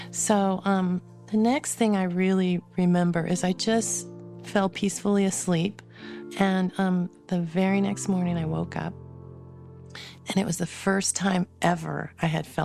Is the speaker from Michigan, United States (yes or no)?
no; California, United States; born there; also born or lived in Arizona; now in West Jordan, United States; I was born in California, spent a lot of my life in Arizona and California, kind of going back and forth. I'm now in West Jordan, Utah, with my four grown children